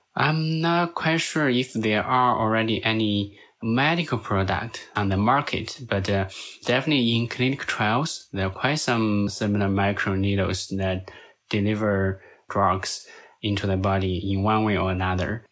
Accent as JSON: {"language": "English", "region": "Hubei", "country": "China", "moved": "yes", "lives_now": "United States", "said": "I'm originally from China, and I'm actually from that exact province where the first COVID nineteen case was reported."}